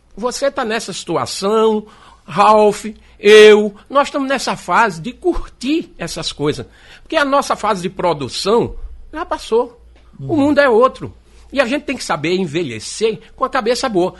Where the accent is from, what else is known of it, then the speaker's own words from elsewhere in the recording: Recife, Pernambuco, Brazil; also born or lived in Paraíba; now in João Pessoa, Brazil; E eu morei na Paraíba, quando deu quatro anos de idade, eu vim embora para o Recife. Eu peguei aquelas três cheias, nós sofremos muito aqui no Recife